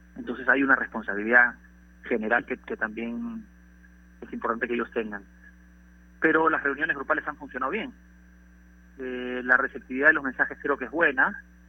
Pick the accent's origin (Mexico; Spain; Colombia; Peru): Peru; como peruano